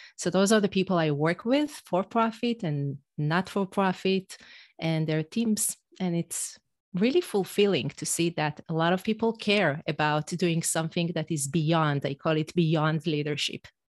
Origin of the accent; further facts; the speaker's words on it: Israel; first language Hebrew; English is a second language; moved away as an adult; now in United States; an Israeli mom in the U S